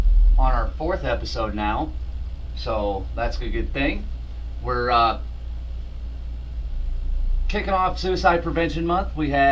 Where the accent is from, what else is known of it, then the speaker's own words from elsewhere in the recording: Omaha, Nebraska, United States; I'm from Omaha. The city's bigger.